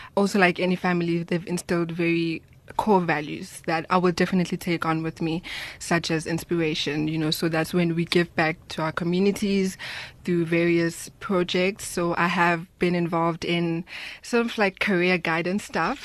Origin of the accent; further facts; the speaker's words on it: Soweto, Gauteng, South Africa; I grew up in Soweto